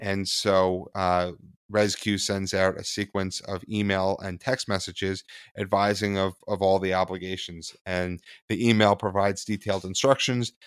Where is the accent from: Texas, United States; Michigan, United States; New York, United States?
New York, United States; New York City; I was born in Manhattan on the Upper East Side